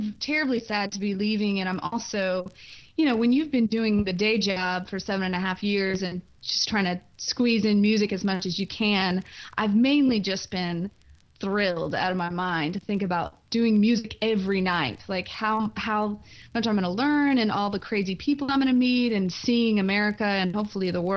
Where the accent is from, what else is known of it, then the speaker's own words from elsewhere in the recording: Mississippi, United States; moved away as an adult; now in Brooklyn, United States; I loved Mississippi, and I loved my hometown